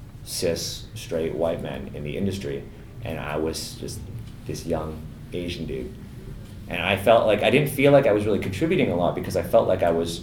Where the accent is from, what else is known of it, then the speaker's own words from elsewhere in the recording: Toronto, Ontario, Canada; I grew up in the West End around High Park